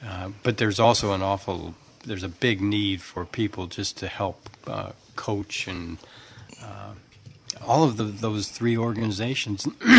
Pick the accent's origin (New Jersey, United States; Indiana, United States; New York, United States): Indiana, United States; Indianapolis; moved away as an adult; also born or lived in Canada / Reno / Texas / Ohio; now in Southwest Michigan, United States; We grew up in Indianapolis, and then I worked for General Motors for 30, 40 years. We got moved all around. We were in Canada for a while. We were in Reno, Texas, Ohio, lots of stops in Michigan.